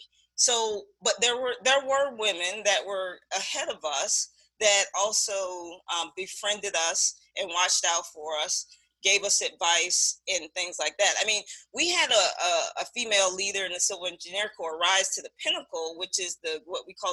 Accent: Fort Myers, Florida, United States; I grew up in Fort Myers, Florida

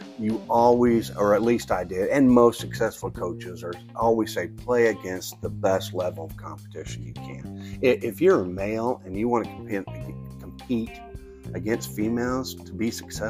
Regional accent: rural Missouri, United States; also born or lived in Atlanta, Georgia; I remember being from rural Missouri. I mean, even though I went to Mizzou, lived in Atlanta, I've seen the outside world, but I just didn't realize, I've been here so long

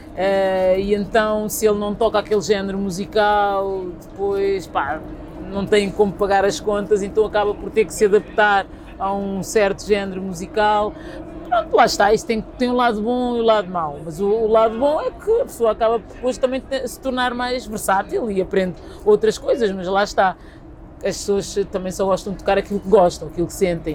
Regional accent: Lisbon, Portugal; Eu nasci em Lisboa, sou filha de imigrantes cabo-verdianos

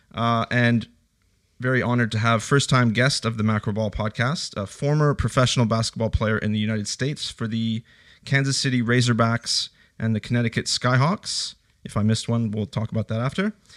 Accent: Canada; now in Australia; I grew up in Canada

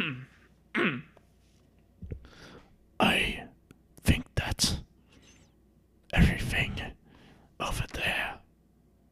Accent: Illinois, United States; I'm from Illinois

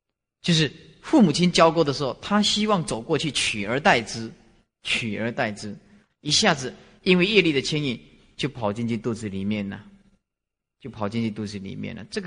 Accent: China; 包括我们中国人也讲盘古开天地啦，是不是啊？

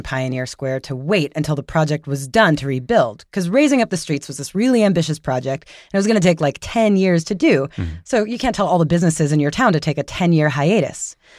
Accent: New York, United States; moved away; I grew up in New York, lived there for my whole childhood and adulthood, or youthhood

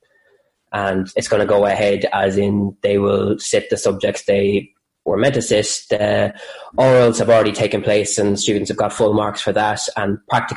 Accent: Cavan, Ulster, Ireland; moved away; also born or lived in Drogheda / Carlow; originally a Cavan man

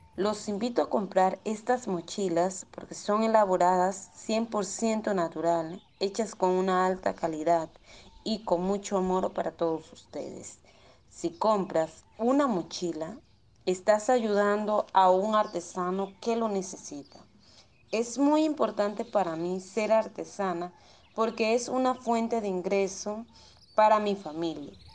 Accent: La Junta, La Guajira, Colombia; soy de la Junta La Guajira

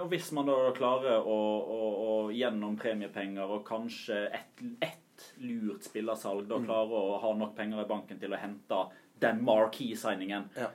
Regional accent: Odda, Vestland, Norway; jeg er fra Odda

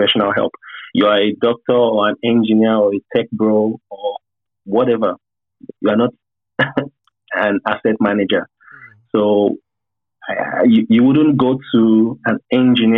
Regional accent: Nigeria; as Nigerians

